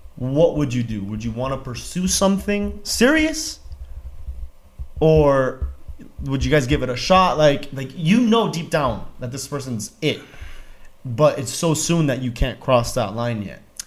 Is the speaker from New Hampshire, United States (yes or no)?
no; Miami, Florida, United States; I'm from Miami